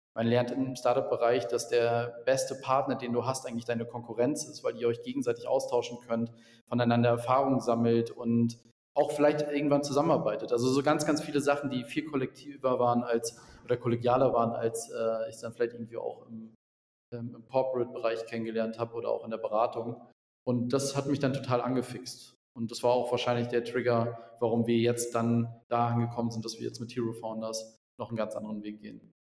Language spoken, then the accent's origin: German; Mecklenburg-Vorpommern, Germany; moved away as an adult; also born or lived in Berlin / Ingolstadt; aus äh, Mecklenburg-Vorpommern, wo man relativ wenig äh, Menschen